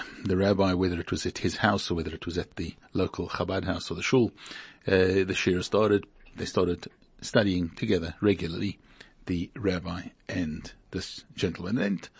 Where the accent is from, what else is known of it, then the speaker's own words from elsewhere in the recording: Hungary; also born or lived in Beersheba, Israel; I was born in 1927 in Hungary. I'm a Hungarian Jew. And in 1944, we were deported by the Germans, by the Nazis.